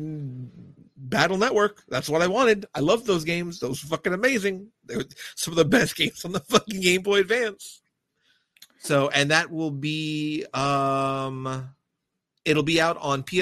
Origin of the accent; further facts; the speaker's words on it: United States; I am fucking American